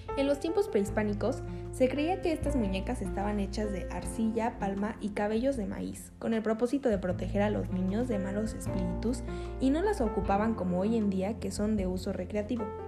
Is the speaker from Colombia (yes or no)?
no; Mexico; en México de los 127 millones de personas que somos